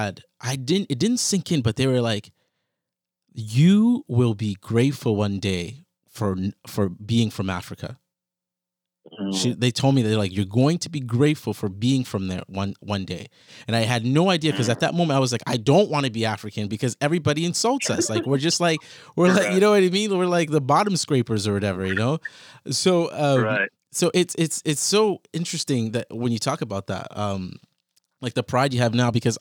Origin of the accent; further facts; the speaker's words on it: Toronto, Ontario, Canada; also born or lived in Ghana; I grew up also in Toronto, like in a neighborhood here. And the first neighborhood we grew up in when we first came from Ghana